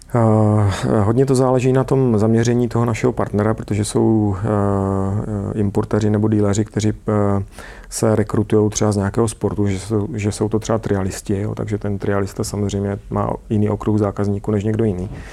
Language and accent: Czech; Czechia; also born or lived in United States; u nás v Čechách